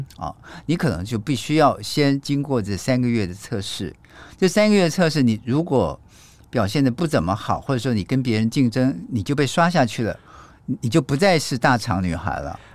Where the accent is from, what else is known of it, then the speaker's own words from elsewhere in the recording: Taiwan; 我是一个台湾人